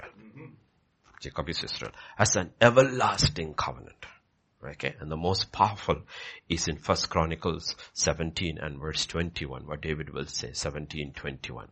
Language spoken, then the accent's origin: English; Kerala, India; moved away; if you go to Kerala, if you go to my hometown, there is a house and there is a land